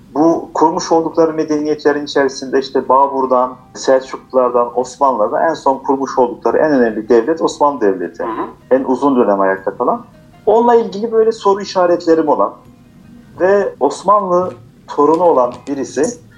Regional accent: Strasbourg, Grand Est, France; first language Turkish; Biz orada dünyaya gelmişiz.

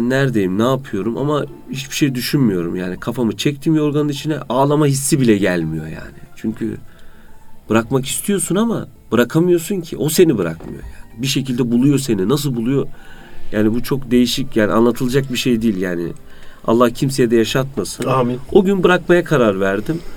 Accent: Konya, Turkey; now in Istanbul, Turkey; 37 ee, yaşındayım. Konyalıyım. İstanbul Fatih'te oturuyorum.

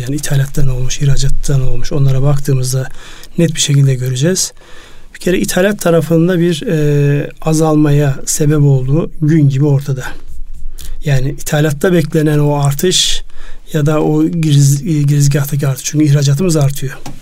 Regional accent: Turkey; benim memleketimden

